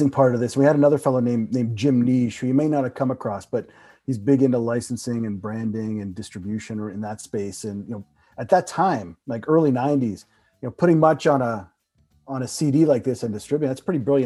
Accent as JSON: {"language": "English", "town": "Toronto", "region": "Ontario", "country": "Canada", "tie": "born or raised there", "said": "I was born here in Toronto and raised here in Toronto."}